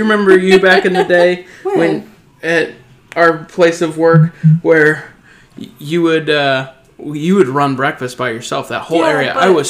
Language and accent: English; Danville, United States; when I was growing up in Danville, which is predominantly a white place, and, like, also, like, a farmer place and also a construction place.